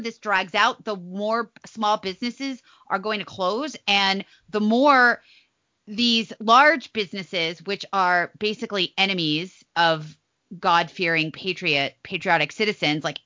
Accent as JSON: {"language": "English", "town": "Las Vegas", "region": "Nevada", "country": "United States", "tie": "born or raised there", "said": "my hometown in Vegas, all these places that I grew up"}